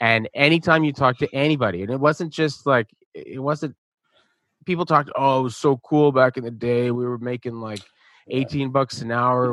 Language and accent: English; Montreal, Quebec, Canada; growing up in Montreal